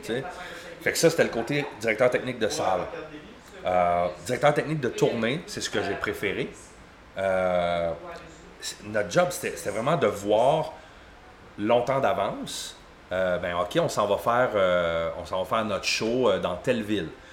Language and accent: French; Granby, Quebec, Canada; now in Mansonville, Canada; je suis de Granby